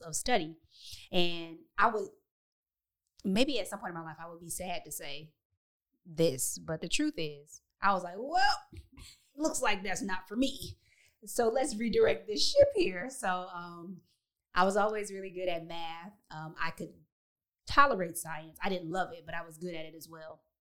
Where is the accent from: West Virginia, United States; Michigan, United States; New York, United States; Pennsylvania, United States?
Michigan, United States; Detroit; moved away as an adult; also born or lived in Chicago / Texas; I grew up in in Detroit, so my my community looked like me